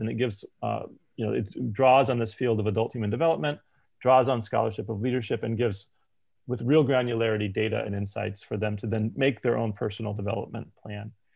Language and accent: English; United States; I'm American and I'm gay